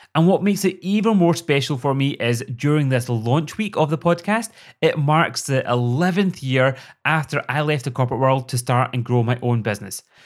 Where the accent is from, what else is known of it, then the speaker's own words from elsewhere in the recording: Scotland, United Kingdom; accent: Scottish; also born or lived in Glasgow; I'm sure you've already guessed that from my accent, I live in Scotland.